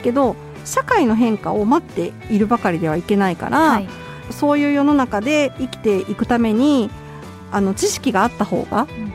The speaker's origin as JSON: {"language": "Japanese", "region": "Kyoto", "country": "Japan", "tie": "born or raised there", "said": "私も京都出身なんで"}